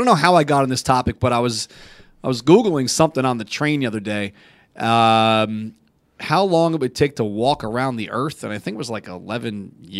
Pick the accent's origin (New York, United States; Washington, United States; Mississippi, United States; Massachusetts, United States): New York, United States; Albany; I will ride my bike from my hometown of Albany to Citi Field